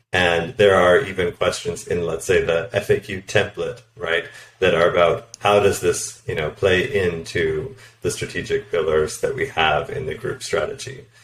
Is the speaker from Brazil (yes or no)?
no; Canada; moved away as an adult; also born or lived in United States / Poland; now in Berlin, Germany; I'm originally from Canada, but I've also lived and worked in the U.S., Poland, and now Berlin